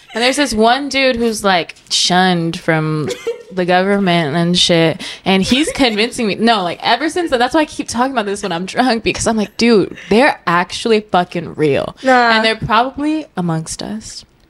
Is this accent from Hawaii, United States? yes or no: yes; Hawaii, United States; I'm from Hawaii, so like I have a lot of family that live on Maui and live on Oahu